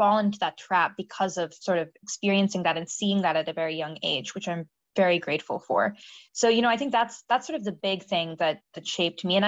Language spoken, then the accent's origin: English; Silicon Valley, California, United States; I grew up in the Silicon Valley